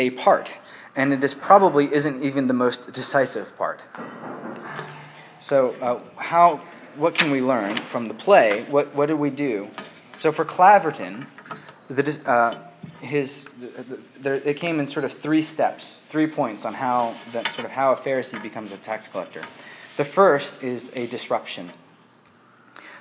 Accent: United States; moved away as an adult; now in England, United Kingdom; I'm living in England right now. I'm an American.

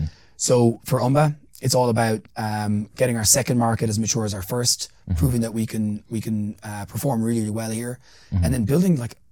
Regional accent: Ireland; I'm an Irish person. Like, I'm not from here. You know, I stand out like a sore thumb in certain places.

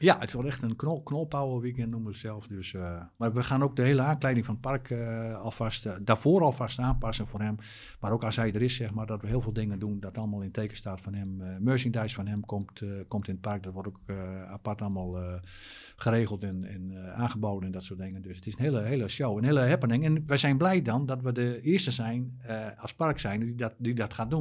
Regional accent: Drenthe, Netherlands; ik kom uit Drenthe.

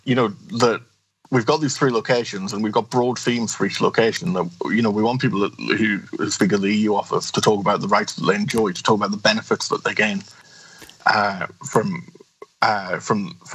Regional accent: United Kingdom; moved away as an adult; now in Belgium; Less British as a result

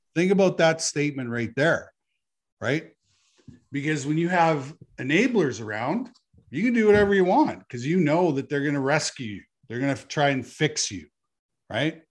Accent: Canada; as a Canadian citizen

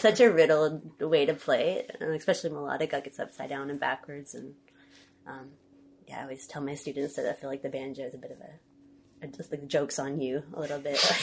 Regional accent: Conway, Arkansas, United States; moved away as an adult; now in Olympia, United States; I grew up in Central Arkansas, Conway. It's half an hour north of Little Rock

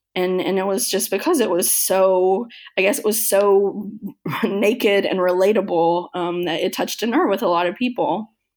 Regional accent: Kentucky, United States; moved away; my hometown in Kentucky

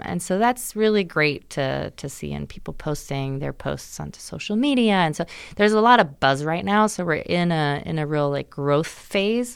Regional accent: Germany; moved away; I grew up in Germany, but my dad's American, so I would come to the States every summer

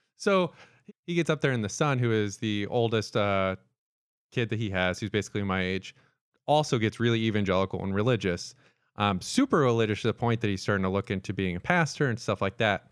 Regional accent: Florida, United States; moved away; I grew up in Florida

